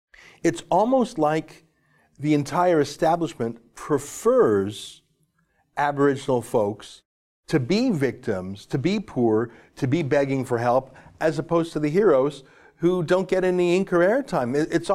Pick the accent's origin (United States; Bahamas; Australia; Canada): Canada; the West, Western Canada; moved away; I'm originally from the West.